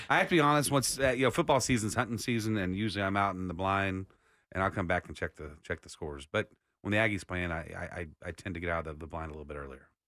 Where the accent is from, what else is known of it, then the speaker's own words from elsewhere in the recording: Austin, Texas, United States; growing up in Austin, I am a Longhorn